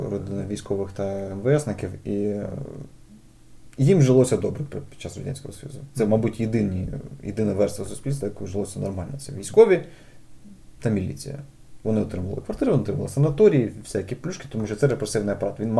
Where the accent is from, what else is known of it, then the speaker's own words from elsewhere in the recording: Kyiv, Ukraine; я е, виріс на Борщагівці, і в мене жуляни буквально